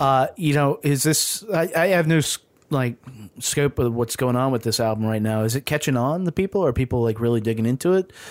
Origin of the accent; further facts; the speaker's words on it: the South, United States; I grew up in the South, and so and, and in a largely segregated city